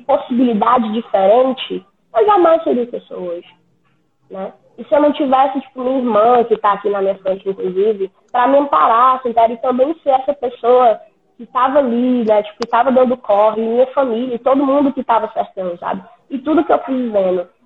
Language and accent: Portuguese; Fortaleza, Ceará, Brazil; Moro aqui no, numa grande favela no litoral de Fortaleza. É, sou criada aqui né? Cresci aqui, tenho 22 anos